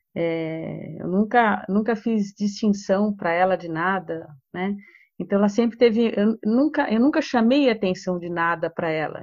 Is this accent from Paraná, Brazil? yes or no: no; São Paulo, Brazil; moved away as an adult; also born or lived in Rio de Janeiro; Eu sou de São Paulo, mas eu estava morando no Rio. Em 2016 eu voltei para cá.